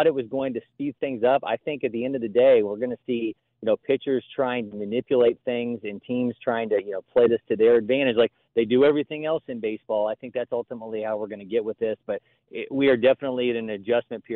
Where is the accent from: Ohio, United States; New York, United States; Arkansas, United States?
Ohio, United States; I'm from Ohio